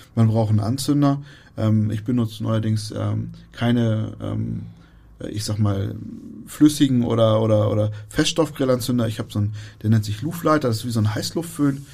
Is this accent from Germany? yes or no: yes; Germany; wir als Deutsche